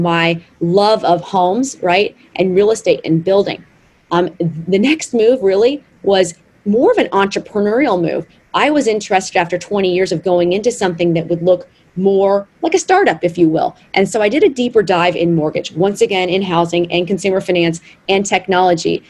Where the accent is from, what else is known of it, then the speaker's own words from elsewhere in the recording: Arkansas, United States; growing up in Arkansas, my father was a builder. He built the house that I grew up